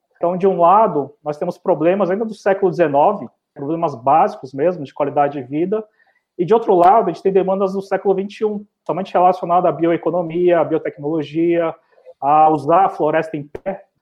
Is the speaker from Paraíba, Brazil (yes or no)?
no; São Paulo, Brazil; now in Rondônia, Brazil; Sou paulistano, né? Nascido e criado lá